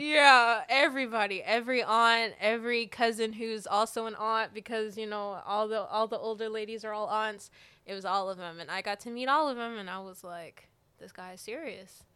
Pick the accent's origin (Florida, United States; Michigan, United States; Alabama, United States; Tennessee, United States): Alabama, United States; moved away as an adult; now in Georgia, United States; I'm originally from Alabama